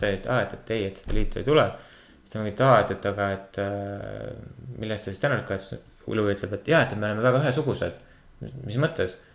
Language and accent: Estonian; Kuressaare, Saare County, Estonia; ma olen Kuressaarest pärit